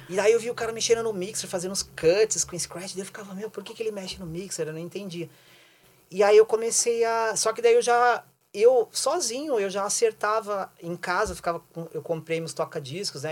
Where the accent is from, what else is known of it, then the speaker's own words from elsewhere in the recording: São Paulo, Brazil; moved away as an adult; now in Curitiba, Brazil; nos anos 80, quando eu morava em São Paulo. Eu sou, eu sou de lá, sou paulistano